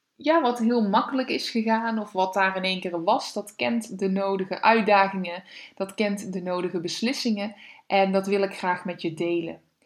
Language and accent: Dutch; Weert, Limburg, Netherlands; now in Veldhoven, Netherlands; Kom eigenlijk uit Weer, dus ik ben een Limburgse